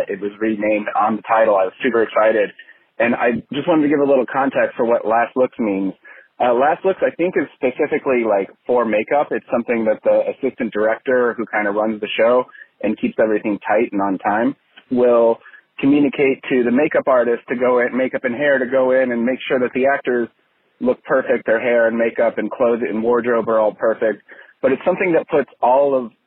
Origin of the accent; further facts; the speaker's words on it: Portage, Indiana, United States; moved away as an adult; now in Los Angeles, United States; born and raised in Portage, Indiana. But for the last over a decade, I've lived in Los Angeles